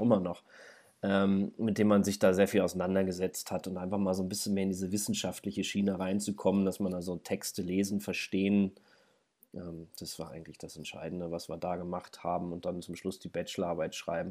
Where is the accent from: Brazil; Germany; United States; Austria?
Germany; Braunschweig, Lower Saxony; moved away as an adult; now in Hildesheim, Germany; ich komme ja aus Braunschweig eigentlich